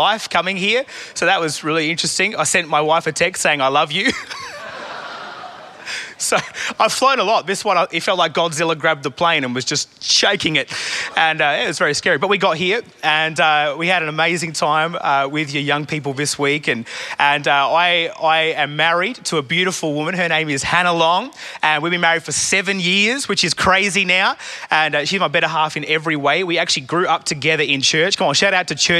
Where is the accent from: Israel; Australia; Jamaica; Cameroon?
Australia; Adelaide, South Australia; I am from Adelaide, South Australia, really Perth's rival city